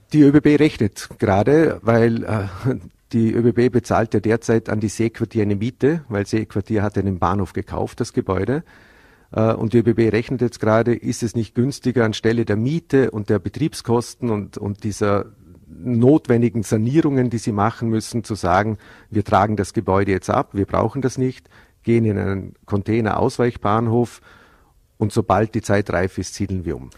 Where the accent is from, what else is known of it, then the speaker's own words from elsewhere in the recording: Bregenz, Vorarlberg, Austria; in meiner Heimatstadt, in, in der Landeshauptstadt